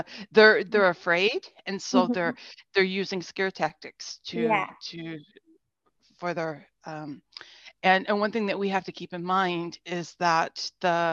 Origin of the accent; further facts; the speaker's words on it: United States; moved away as an adult; also born or lived in Munich, Germany; now in Berlin, Germany; I am an American, but I have been living in Germany since 2017. I'm currently in Berlin